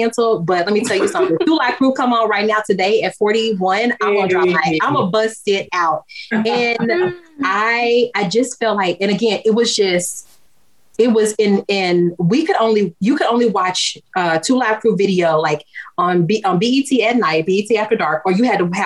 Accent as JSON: {"language": "English", "town": "Memphis", "region": "Tennessee", "country": "United States", "tie": "born or raised there", "said": "I grew up in Memphis, Tennessee"}